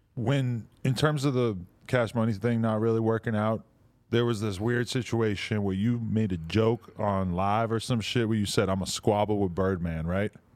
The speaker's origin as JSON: {"language": "English", "town": "Boston", "region": "Massachusetts", "country": "United States", "said": "I'm from Boston area"}